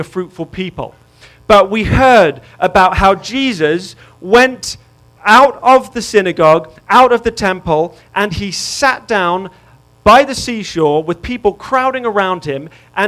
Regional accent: England, United Kingdom; moved away; because I'm English, I have good eyesight

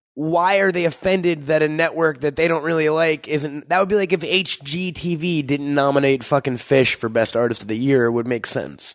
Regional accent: New York, United States; moved away; I'm from New York

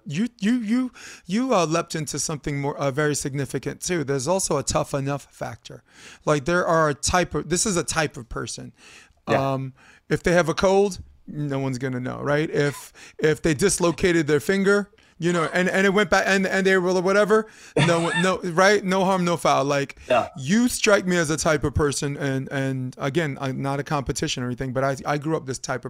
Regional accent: New York, United States; moved away as an adult; I'm from New York

